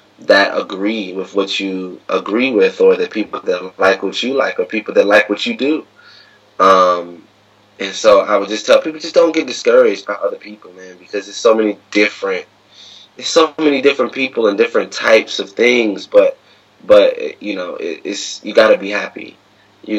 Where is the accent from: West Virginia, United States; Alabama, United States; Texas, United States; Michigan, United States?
West Virginia, United States; moved away as an adult; now in Washington, D.C., United States; Growing up in West Virginia, you kind of don't have any black teachers